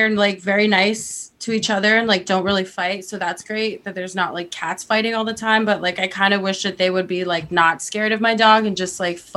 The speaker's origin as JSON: {"language": "English", "town": "Salt Lake City", "region": "Utah", "country": "United States", "said": "Babs is from Salt. I'm Lake from City. Salt Lake, so I can confirm it is like another planet."}